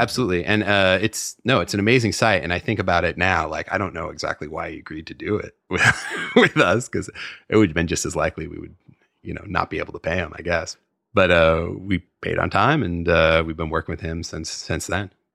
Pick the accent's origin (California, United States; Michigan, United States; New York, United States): California, United States; San Francisco; also born or lived in Petaluma; I grew up in San Francisco and then, uh, moved up to Petaluma when I was, I don't know, ten, eleven, something like that.